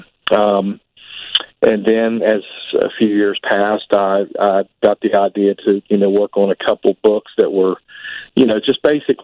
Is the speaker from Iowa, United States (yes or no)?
no; Point Pleasant, West Virginia, United States; Well, I'm from Point Pleasant, West Virginia. You know, that's the home of the Mothman, pretty much. Born and raised there